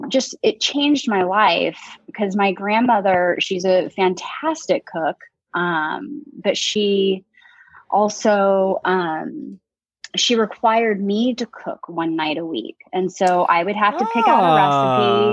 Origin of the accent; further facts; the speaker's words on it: San Jose, California, United States; also born or lived in Tracy, California; I grew up in Northern California. I'm from San Jose